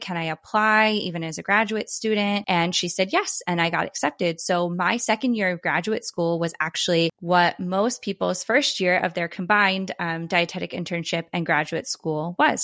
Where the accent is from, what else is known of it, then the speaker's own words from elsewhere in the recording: East Coast, United States; moved away; I'm originally from the East Coast